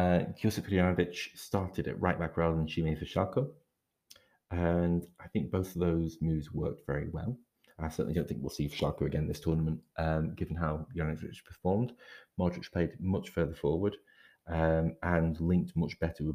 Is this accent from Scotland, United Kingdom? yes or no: yes; Scotland, United Kingdom; I'm Scottish